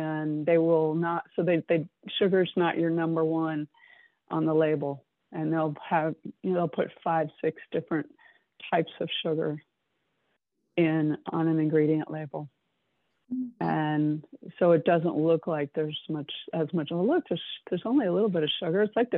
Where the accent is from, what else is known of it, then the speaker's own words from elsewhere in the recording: South Florida, United States; moved away; I grew up in South Florida.